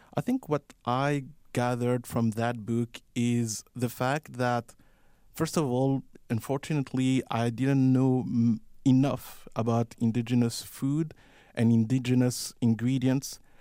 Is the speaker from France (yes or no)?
yes; Paris, Île-de-France, France; moved away as an adult; now in Calgary, Canada; I was born and raised in Paris, and when I moved here